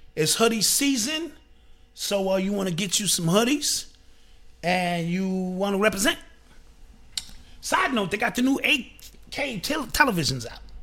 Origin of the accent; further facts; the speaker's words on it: New York City, New York, United States; the era in which I grew up in New York City